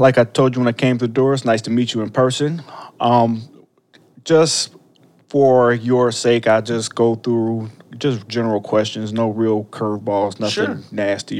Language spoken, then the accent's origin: English; Ohio, United States; now in Illinois, United States; I'm from Ohio originally